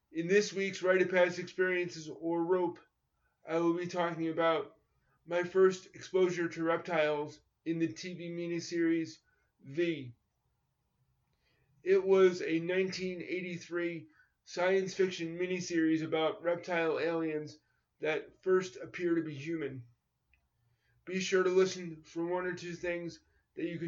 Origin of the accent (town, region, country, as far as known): New York, United States; born or raised there